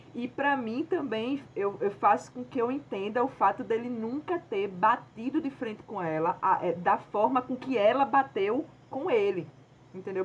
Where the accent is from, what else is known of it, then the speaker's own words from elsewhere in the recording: Pernambuco, Brazil; a gente, enquanto nordestina, quanto pernambucana